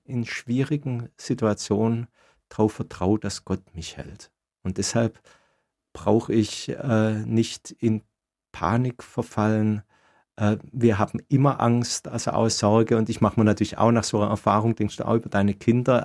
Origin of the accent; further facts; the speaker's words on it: Swabia, Baden-Württemberg, Germany; also born or lived in Ulm; Als Schwabe